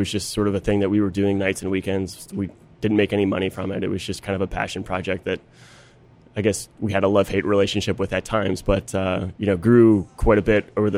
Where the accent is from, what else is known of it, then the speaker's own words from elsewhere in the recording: just outside Chicago, Illinois, United States; I grew up just outside Chicago, so I know Loyola.